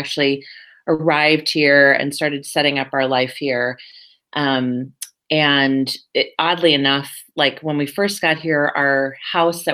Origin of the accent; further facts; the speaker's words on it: United States; moved away as an adult; now in Berlin, Germany; I'm an American.